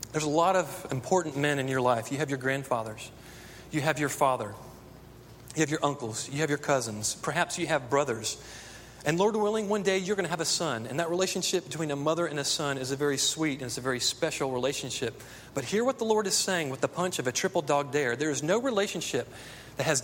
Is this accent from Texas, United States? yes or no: yes; Texas, United States; I grew up in Texas